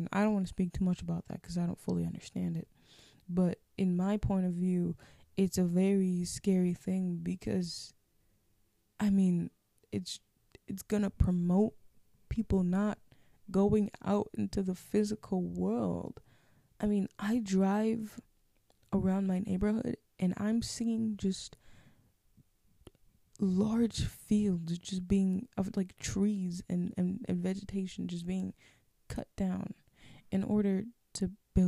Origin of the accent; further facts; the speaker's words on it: Minnesota, United States; accent: Minnesotan; you have a Minnesotan accent